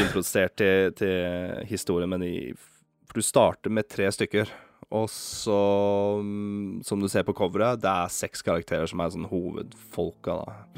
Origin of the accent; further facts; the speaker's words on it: Norway; vi er nordmenn